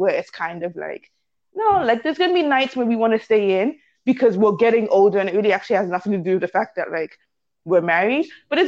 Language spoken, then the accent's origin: English; Canada; I'm very much Canadian.